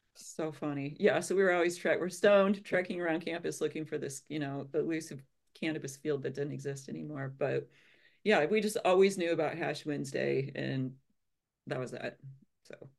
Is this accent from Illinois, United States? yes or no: yes; Illinois, United States; I grew up in Illinois and I always wanted to go to University of Illinois, so that's what I did.